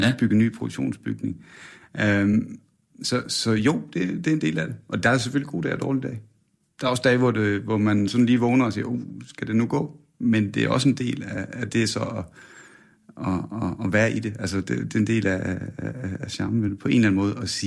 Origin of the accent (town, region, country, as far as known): Sønderborg, Southern Denmark, Denmark; born or raised there; now in Årø, Denmark